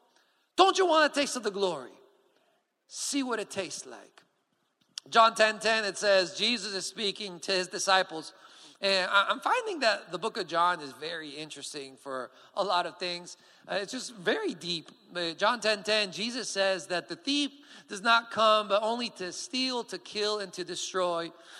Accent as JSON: {"language": "English", "country": "Colombia", "second_language": "English", "said": "And if you don't know me yet, I am from Colombia, and so hence the accent is a little bit weird. I am the son of my parents who are missionaries in Colombia."}